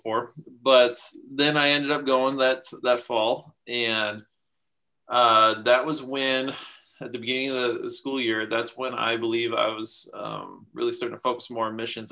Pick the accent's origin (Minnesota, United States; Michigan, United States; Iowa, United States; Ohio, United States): Minnesota, United States; I'm from Minnesota in the US